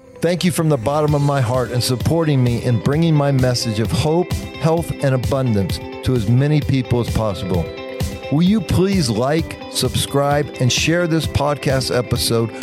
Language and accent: English; Midwest, United States; moved away; I grew up in the Midwest in America